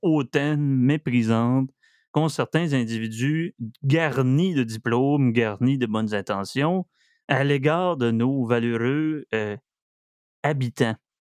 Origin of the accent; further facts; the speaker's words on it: Saguenay, Quebec, Canada; also born or lived in Estrie; je viens du Saguenay.